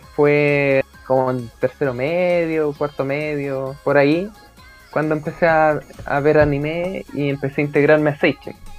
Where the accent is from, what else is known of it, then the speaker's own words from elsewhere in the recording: Temuco, Araucanía, Chile; now in Santiago, Chile; soy un santiaguino que se crió en Temuco y que, que volvió a Santiago